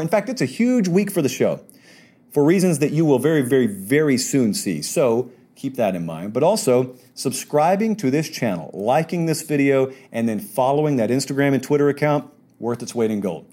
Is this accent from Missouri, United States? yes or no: no; Georgia, United States; I grew up in Georgia